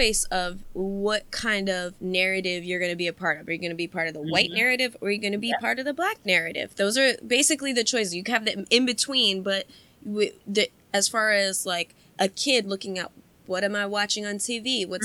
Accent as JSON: {"language": "English", "country": "United States", "tie": "born or raised there", "also_born_or_lived": "Ohio", "said": "I grew up in Montgomery County. The melting pot of the melting pot. We have every kind of, every kind of culture and every kind of nationality possible around here"}